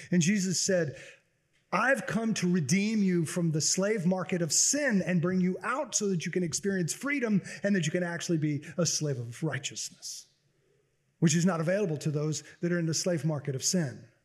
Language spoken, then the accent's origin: English; Baton Rouge, Louisiana, United States; growing up in Baton Rouge